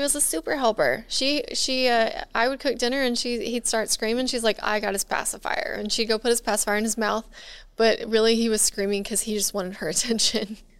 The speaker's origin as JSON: {"language": "English", "region": "Texas", "country": "United States", "tie": "born or raised there", "moved": "yes", "lives_now": "Louisiana, United States", "said": "I grew up in Texas, Tornado Alley"}